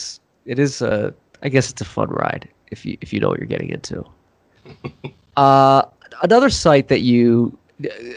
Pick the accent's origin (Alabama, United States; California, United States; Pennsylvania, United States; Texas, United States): Pennsylvania, United States; Philadelphia; now in Los Angeles, United States; I'm not a true LA-er. I'm from Philadelphia